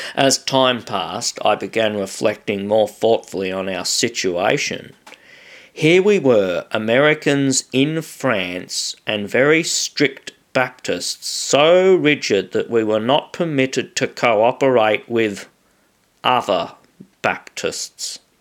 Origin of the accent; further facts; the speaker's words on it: Australia; I'm just an Australian